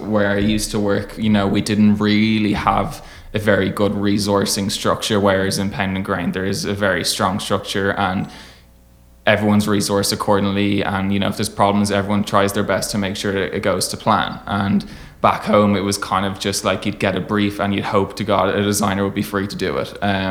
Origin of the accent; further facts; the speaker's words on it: Dublin, Leinster, Ireland; And I was like, no, I'm from Dublin, I'm from Ireland.